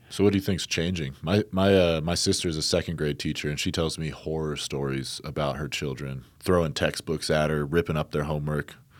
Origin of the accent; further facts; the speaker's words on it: New Jersey, United States; I grew up in New Jersey, but I have my, uh, father's side of the family out in Iowa.